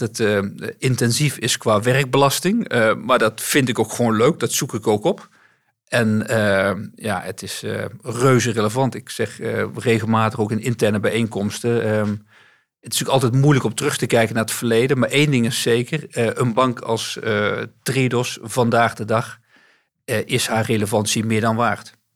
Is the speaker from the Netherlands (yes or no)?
yes; North Brabant, Netherlands; moved away as an adult; also born or lived in Amsterdam; ik ben geboren in Amsterdam, maar eh, ben op hele jonge leeftijd verhuisd naar West-Brabant. En ehm, daar ben ik opgegroeid.